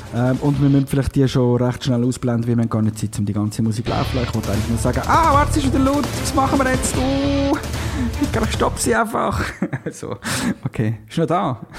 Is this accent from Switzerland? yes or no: yes; Switzerland; accent: Swiss German; wir dann zwischendurch wirklich wieder mal Schweizerdeutsch reden